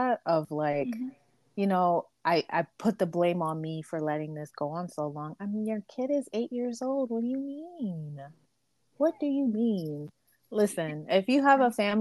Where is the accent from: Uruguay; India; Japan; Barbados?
Barbados; now in United States; I'm from Barbados, so we make a lot of like fruitcake, sweet bread